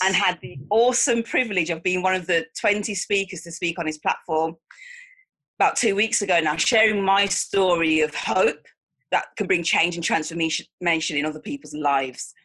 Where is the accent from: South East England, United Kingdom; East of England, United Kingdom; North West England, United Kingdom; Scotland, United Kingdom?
North West England, United Kingdom; Manchester; I'm from Manchester, England